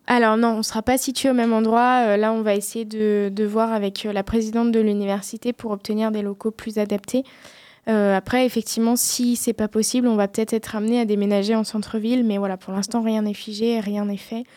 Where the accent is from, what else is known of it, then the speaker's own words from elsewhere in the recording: Deux-Sèvres, Nouvelle-Aquitaine, France; now in Poitiers, France; je suis des Deux-Sèvres